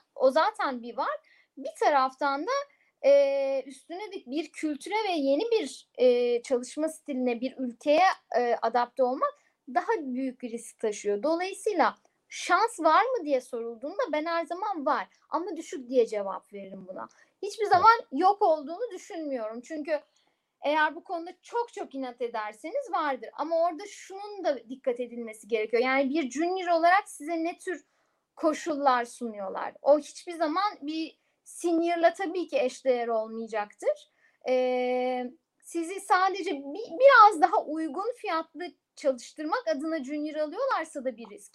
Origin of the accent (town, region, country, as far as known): Eskişehir, Turkey